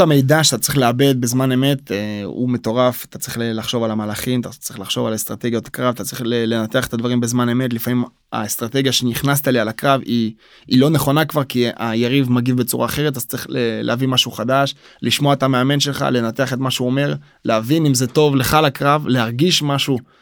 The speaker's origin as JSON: {"language": "Hebrew", "country": "Israel", "tie": "born or raised there", "also_born_or_lived": "Soviet Union", "said": "בגיל תשעה חודשים אני עולה לארץ"}